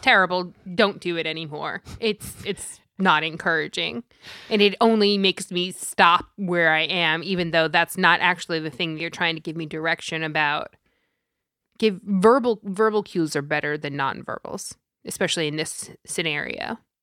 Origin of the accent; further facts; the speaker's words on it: New York, United States; I am from New York and I am Italian